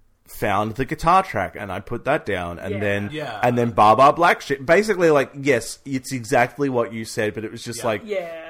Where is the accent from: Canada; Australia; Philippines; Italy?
Australia; Mornington Peninsula, Victoria; I'm super proud of being from the Mornington Peninsula. Yeah. I love the fact that I come from the Mornington.